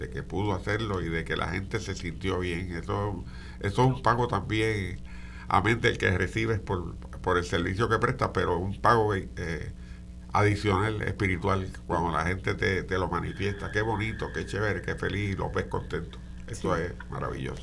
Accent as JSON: {"language": "Spanish", "town": "Morovis", "country": "Puerto Rico", "tie": "born or raised there", "said": "yo soy natural de Morovis"}